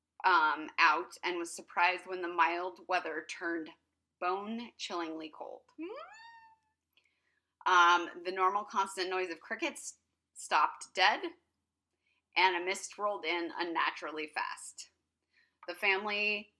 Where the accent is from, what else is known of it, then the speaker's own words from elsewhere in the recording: Placerville, California, United States; moved away; my hometown of Placerville, California